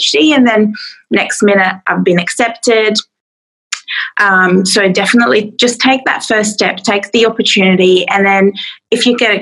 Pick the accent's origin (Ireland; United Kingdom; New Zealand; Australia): Australia; Adelaide, South Australia; I'm from Adelaide in South Australia